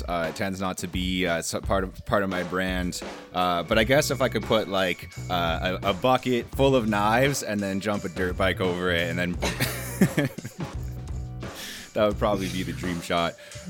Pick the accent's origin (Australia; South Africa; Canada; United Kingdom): Canada; I'm a Canadian guy.